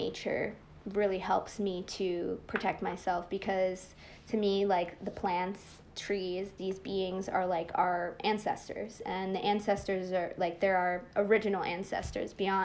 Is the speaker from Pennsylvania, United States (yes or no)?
yes; Bucks County, Pennsylvania, United States; also born or lived in Philadelphia, Pennsylvania / Abington, Pennsylvania; I moved into Bucks County when I was like 8-9 years old, and then I was pretty much raised there